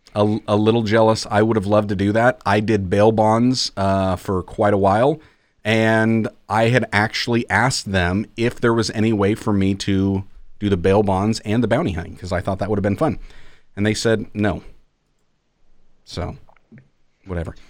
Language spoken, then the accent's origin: English; Iowa, United States; growing up in Iowa, it's not Christmas until the first snowfall hits